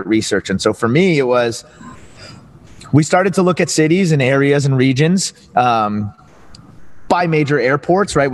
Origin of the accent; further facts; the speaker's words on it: New Rochelle, New York, United States; moved away as an adult; also born or lived in Northern New Jersey; now in Philadelphia, United States; I'm from Southern New York, New Rochelle, New York, just north of Manhattan